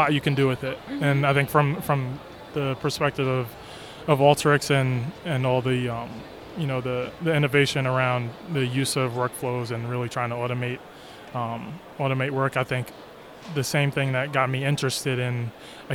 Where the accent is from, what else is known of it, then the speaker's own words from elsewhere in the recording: New York, United States; I'm from New York